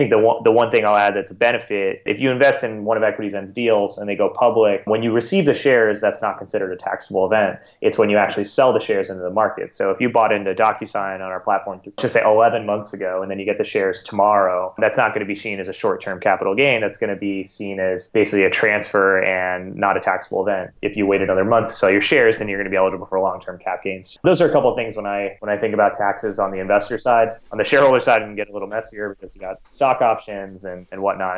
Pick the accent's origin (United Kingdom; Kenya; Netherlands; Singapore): Singapore; When I was maybe about 9 or 10 years old, I grew up in Singapore. I went to an American school there, grew up in Singapore, but every summer we'd go back to California where my grandparents were.